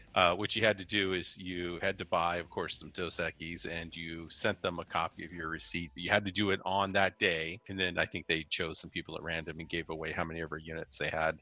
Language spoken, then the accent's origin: English; Salinas, California, United States; I grew up in the Monterey Bay Area, Salinas, Monterey